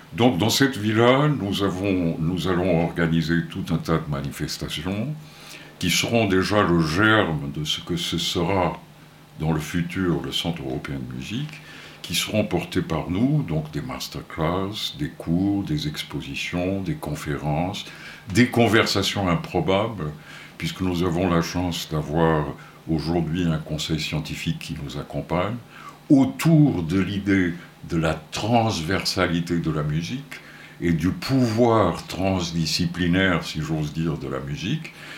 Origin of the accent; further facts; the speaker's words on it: Porto, Norte, Portugal; moved away; je suis né à Porto, au Portugal